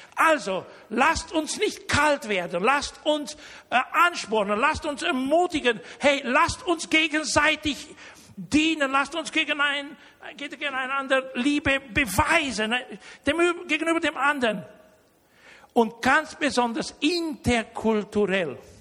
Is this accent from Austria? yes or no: no; Romania; now in Germany; ich bin deutscher Herkunft, aber ich, ich bin in Rumänien geboren worden.